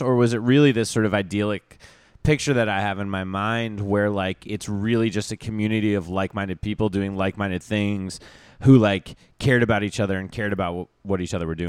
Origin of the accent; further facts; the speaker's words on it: Vermont, United States; I grew up in Vermont where people go on, like, ski trips